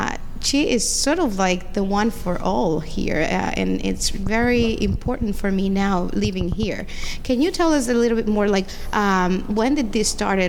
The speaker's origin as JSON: {"language": "English", "country": "Dominican Republic", "moved": "yes", "said": "I come from the Dominican Republic"}